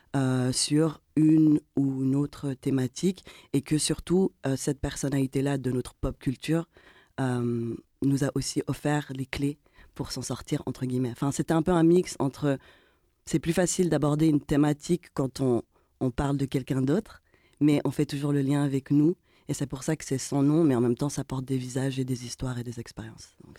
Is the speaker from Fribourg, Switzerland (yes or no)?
no; Geneva, Switzerland; on est des trentenaires avec d'origines diverses et variées, mais surtout le point commun, c'est que on est de Genève